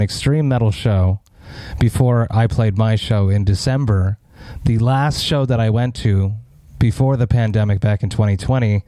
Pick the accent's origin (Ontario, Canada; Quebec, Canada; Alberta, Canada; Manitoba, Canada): Quebec, Canada; Montreal; born or raised there